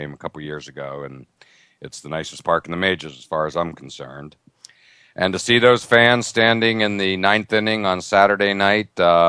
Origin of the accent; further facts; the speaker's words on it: Altoona, Pennsylvania, United States; I grew up in Altoona, Pennsylvania, about 2 hours east of Pittsburgh.